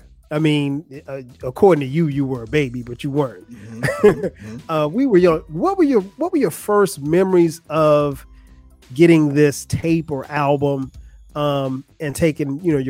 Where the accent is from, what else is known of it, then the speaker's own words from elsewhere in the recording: Florence, South Carolina, United States; Ray's record store in my hometown of Florence, South Carolina